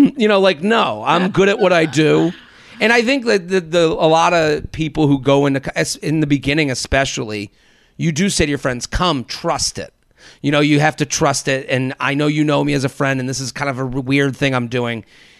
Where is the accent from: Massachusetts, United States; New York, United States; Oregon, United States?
Massachusetts, United States; Needham; like I'm from Needham, which is outside of Boston.